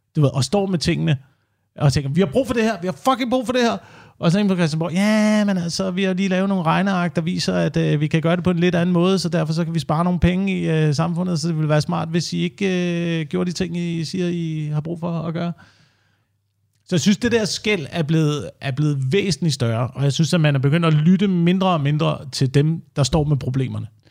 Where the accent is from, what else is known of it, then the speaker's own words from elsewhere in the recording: Slagelse, Zealand, Denmark; Altså, jeg kommer fra Slagelse også, eller uden for Slagelse, hvor man øh, bor på landet